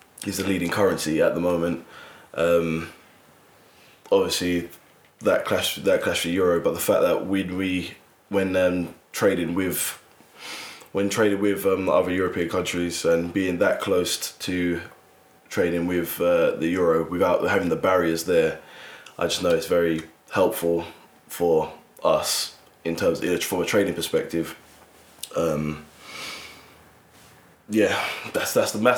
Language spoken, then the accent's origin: English; United Kingdom; I'm a Black British